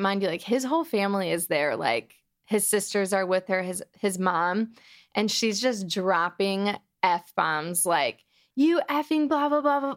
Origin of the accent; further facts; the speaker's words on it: Detroit, Michigan, United States; moved away as an adult; now in Los Angeles, United States; I am from Detroit, Michigan